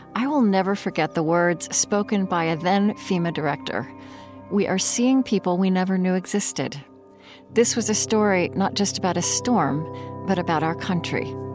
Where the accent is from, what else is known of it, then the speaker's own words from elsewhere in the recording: Oklahoma, United States; I grew up in Oklahoma